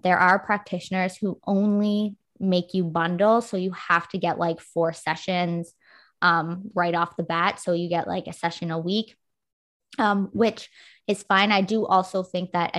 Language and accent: English; Canada; I'm Canadian